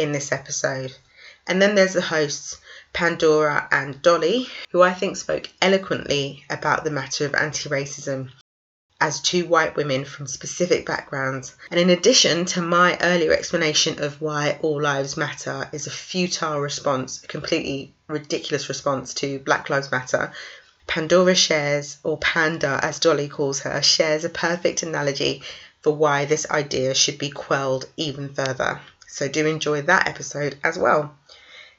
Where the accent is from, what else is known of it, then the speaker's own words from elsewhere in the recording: London, United Kingdom; I'm from North London